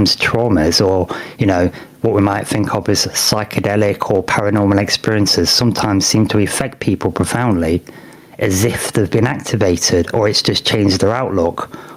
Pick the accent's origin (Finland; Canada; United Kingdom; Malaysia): United Kingdom; being British